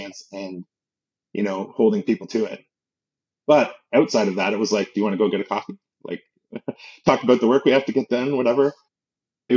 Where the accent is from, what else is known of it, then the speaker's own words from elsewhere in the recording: Canada; growing up in Canada